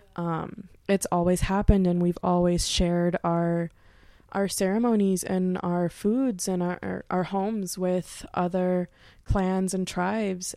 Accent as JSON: {"language": "English", "town": "Pontiac", "region": "Michigan", "country": "United States", "moved": "yes", "lives_now": "Bellefonte, United States", "said": "I'm originally from the Detroit area, actually Pontiac, Michigan."}